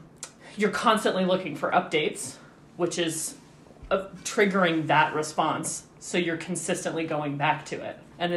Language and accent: English; Wyoming, United States; growing up in Wyoming